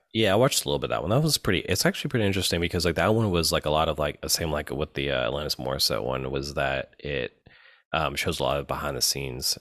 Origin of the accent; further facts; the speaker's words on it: Memphis, Tennessee, United States; moved away as an adult; now in New Orleans, United States; we grew up in Memphis.